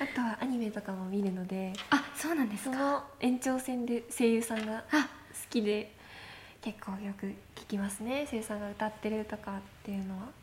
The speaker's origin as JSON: {"language": "Japanese", "town": "Sapporo", "region": "Hokkaido", "country": "Japan", "said": "そうですね札幌の方です"}